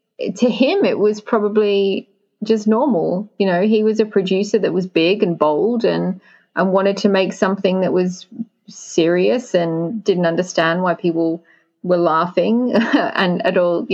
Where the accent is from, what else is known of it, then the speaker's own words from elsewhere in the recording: United Kingdom; being British